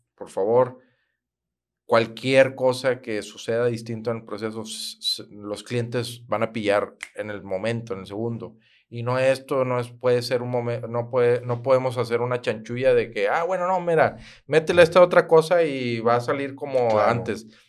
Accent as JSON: {"language": "Spanish", "town": "Monterrey", "region": "Nuevo León", "country": "Mexico", "tie": "born or raised there", "also_born_or_lived": "Santiago, Nuevo León / García, Nuevo León", "said": "yo soy de Monterrey, mi primer año fui en Santiago"}